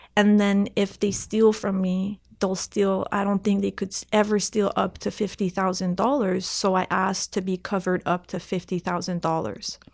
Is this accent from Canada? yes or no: yes; Canada; English is a second language; I'm, I'm French Canadian, and at that time, I couldn't really speak English really well